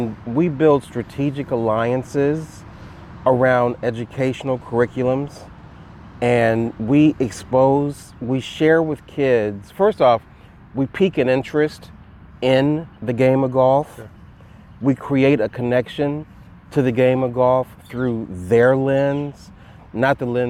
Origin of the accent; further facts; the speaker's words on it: Dayton, Ohio, United States; I grew up in Dayton, Ohio